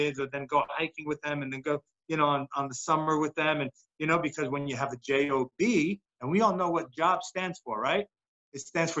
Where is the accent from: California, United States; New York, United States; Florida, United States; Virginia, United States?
New York, United States; when I was growing up in New York